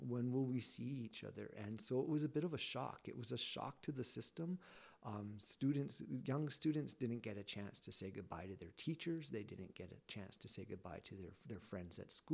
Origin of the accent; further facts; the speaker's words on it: Lethbridge, Alberta, Canada; I am from Lethbridge.